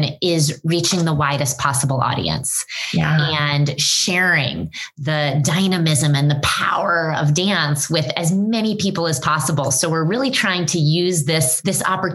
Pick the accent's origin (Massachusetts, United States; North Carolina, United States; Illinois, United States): North Carolina, United States; moved away as an adult; also born or lived in Greensboro, North Carolina; now in New York City, United States; I'm from North Carolina